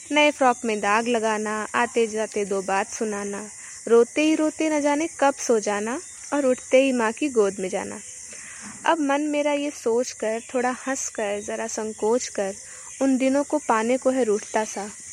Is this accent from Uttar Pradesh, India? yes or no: yes; Amethi, Uttar Pradesh, India; मैं उत्तर प्रदेश के अमेठी ज़िले की रहने वाली हूँ